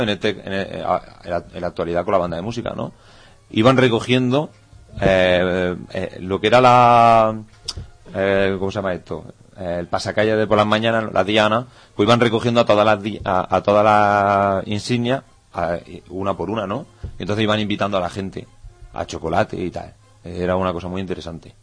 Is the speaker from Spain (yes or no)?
yes; Benamaurel, Andalusia, Spain; moved away; Una cosa que tenemos muy importante, los benamauralenses, es que allá donde vamos, eh, poca gente reniega de su pueblo